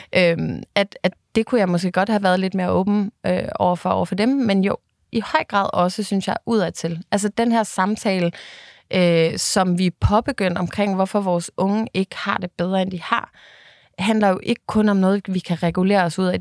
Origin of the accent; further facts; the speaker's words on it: Bornholm, Capital Region of Denmark, Denmark; jeg øh, jo er Bornholmer af hele mit hjerte, og derfor så har jeg selvfølgelig også været så meget hjemme på Bornholm